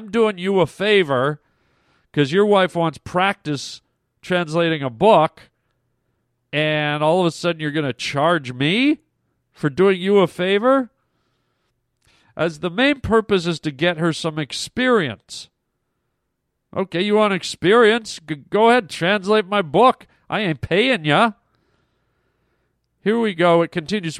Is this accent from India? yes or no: no; Canada; I'm Canadian